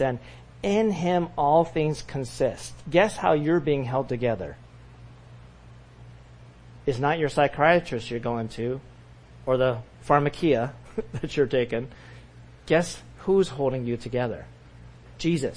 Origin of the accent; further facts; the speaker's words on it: California, United States; growing up in California